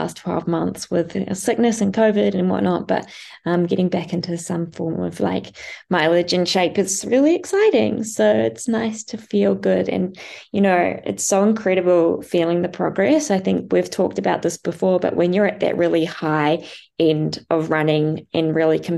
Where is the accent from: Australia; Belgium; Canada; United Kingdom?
Australia; Noosa, Queensland; my hometown in Noosa